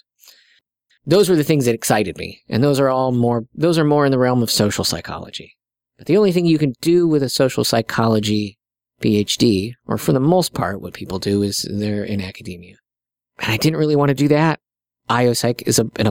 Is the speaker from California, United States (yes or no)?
no; South Sioux City, Nebraska, United States; I'm from South Sioux City, Nebraska.